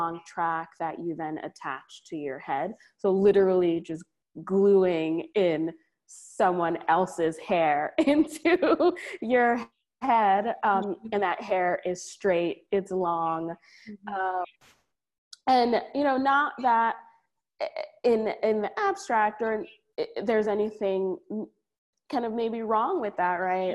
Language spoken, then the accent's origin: English; Trinidad & Tobago; now in New Haven, United States; I'm Caribbean from Trinidad.